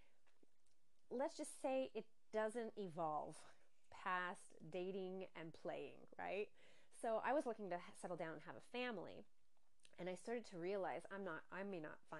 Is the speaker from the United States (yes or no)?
yes; northeastern Pennsylvania, United States; moved away as an adult; also born or lived in Los Angeles, United States; now in Sardinia, Italy; I was born and raised in a very small rural town in northeastern Pennsylvania, in the heart of the Poconos